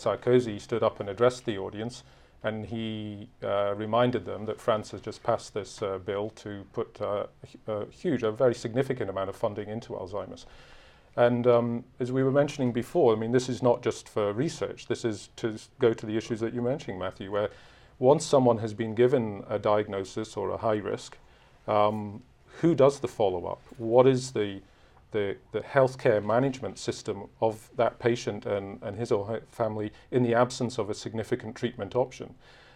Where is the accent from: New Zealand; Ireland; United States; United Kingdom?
United Kingdom; I'm from Britain